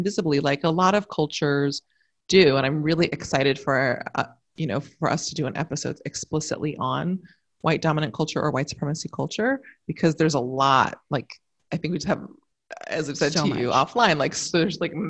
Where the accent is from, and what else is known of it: United States